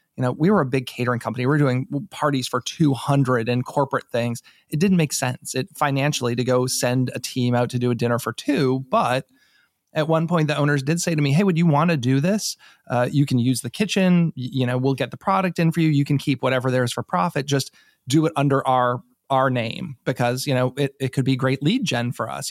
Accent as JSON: {"language": "English", "region": "New England", "country": "United States", "moved": "yes", "lives_now": "Maryland, United States", "said": "I'm not from here. I'm from New England originally"}